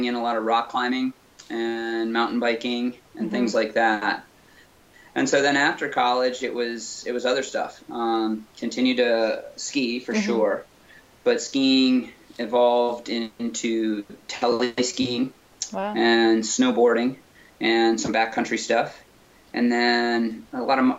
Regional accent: Western Michigan, United States; moved away; I grew up in Western Michigan, and that's where I'm from

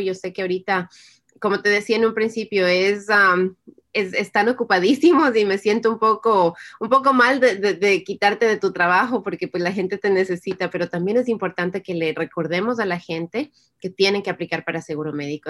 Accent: Ecuador; moved away as an adult; now in United States; el Ecuador, donde, de donde yo soy

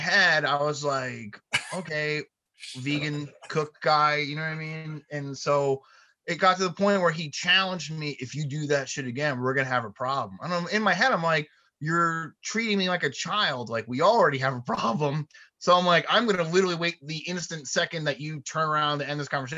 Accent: New Jersey, United States; I'm from New Jersey.

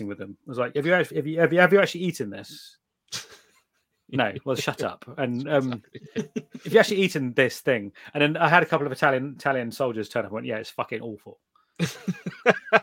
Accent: United Kingdom; I'm British

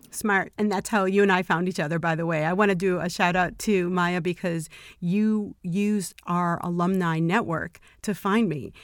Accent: Chicago, Illinois, United States; moved away as an adult; now in Los Angeles, United States; I always thought I'd be born and raised in Chicago and stay there forever

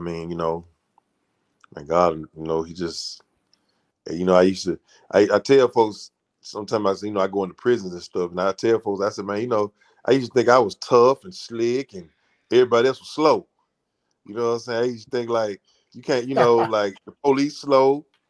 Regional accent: Memphis, Tennessee, United States; No, Memphis is not, you know, a lot of people, they come down here, and even from back in the days, they pretty much know the business now

